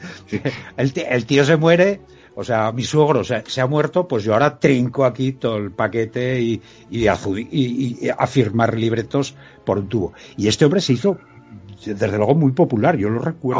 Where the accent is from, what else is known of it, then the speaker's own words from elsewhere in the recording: Quinto, Aragon, Spain; mi pueblo, ¿no? De Quinto